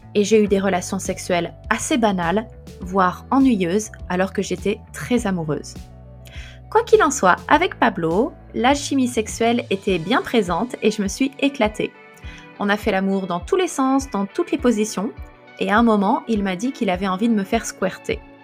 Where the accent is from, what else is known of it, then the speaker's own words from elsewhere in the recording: France; moved away as an adult; also born or lived in Paris; now in Japan; Je suis française, mais je vis au Japon